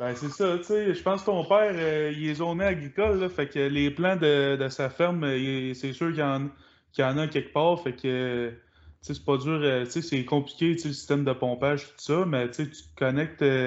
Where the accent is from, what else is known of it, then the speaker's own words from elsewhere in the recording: Quebec, Canada; je venais, viens de Québec